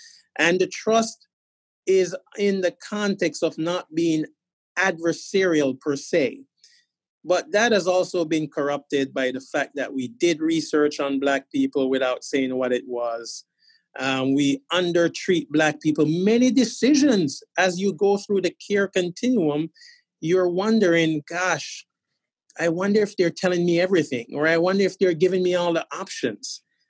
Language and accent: English; Boston, Massachusetts, United States; people will say to me, where are you from? And I'd say, Boston.